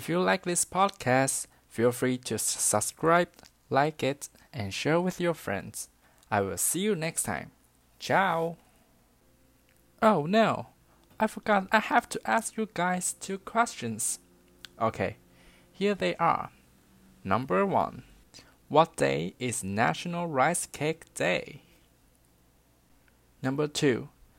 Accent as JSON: {"language": "English", "region": "Tainan", "country": "Taiwan", "tie": "born or raised there", "said": "my hometown, Tainan."}